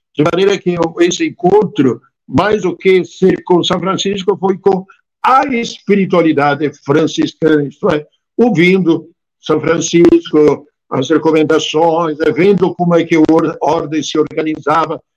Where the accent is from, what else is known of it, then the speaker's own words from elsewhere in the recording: near Trento, Trentino-Alto Adige, Italy; moved away as an adult; also born or lived in Padua / São Paulo, Brazil; now in Brazil; eu estive na Itália exatamente até os 20 anos, nasci lá em Trento, perto de Trento